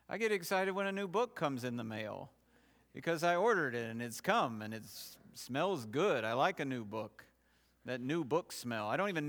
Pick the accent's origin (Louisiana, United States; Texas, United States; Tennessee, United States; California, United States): Tennessee, United States; Knoxville; The church I grew up in Knoxville just last week introduced a man to the congregation who will in all likelihood be their new senior pastor.